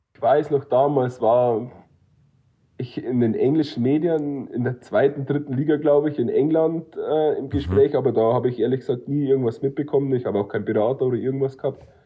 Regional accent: near Munich, Bavaria, Germany; moved away; ich komme ja aus der Nähe von München

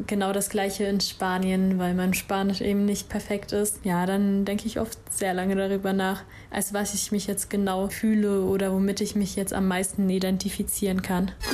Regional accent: Saarbrücken, Saarland, Germany; ich bin 18 Jahre alt und komme aus Saarbrücken

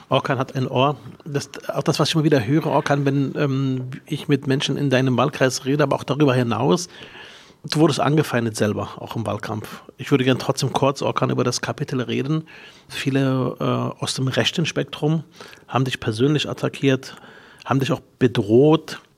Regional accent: Berlin, Germany; mit fünf Jahren kam ich nach Berlin mit meinen Geschwistern

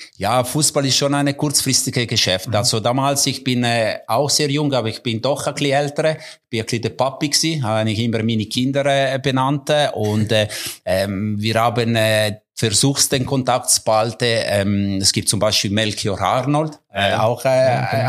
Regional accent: Mendrisio, Ticino, Switzerland; German is a second language; moved away; also born or lived in German-speaking Switzerland / Coldrerio; meine Heimat. Auch wenn ich mittlerweile mehr Jahre in der Deutschschweiz bin als in Tessin.

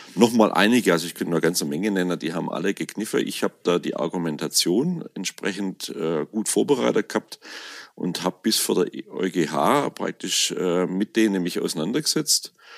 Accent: Swabian Alb, Baden-Württemberg, Germany; dann komme ich eben aus dem Schwäbischen Hochland hier

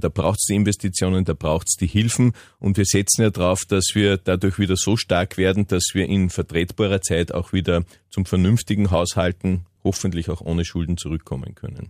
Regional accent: Upper Austria, Austria; bei uns in Oberösterreich

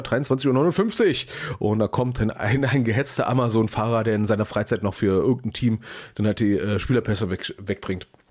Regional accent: Berlin, Germany; ich als gebürtiger Berliner

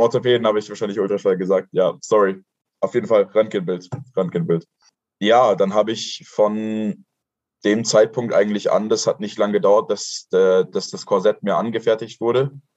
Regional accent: Kochel am See, Bavaria, Germany; ich komme aus Kochel am See. Das ist ein süßes kleines Dorf in Bayern.

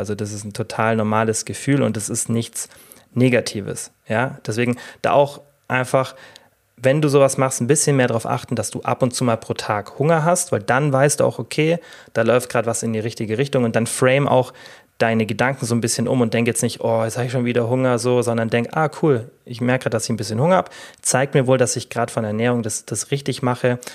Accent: Germany; bei uns in Deutschland

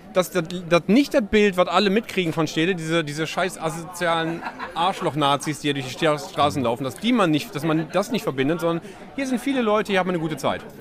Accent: Essen, North Rhine-Westphalia, Germany; in meiner alten Heimat Essen-Stehle

